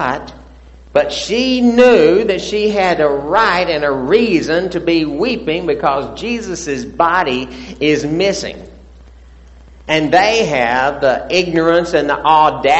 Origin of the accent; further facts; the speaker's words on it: the South, United States; I'm from the South